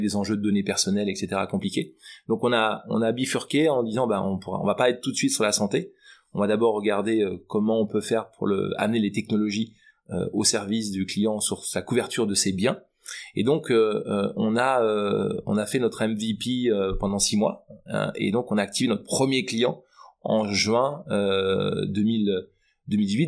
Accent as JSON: {"language": "French", "region": "Brittany", "country": "France", "said": "la fierté euh, bretonne qui est dans mon ADN"}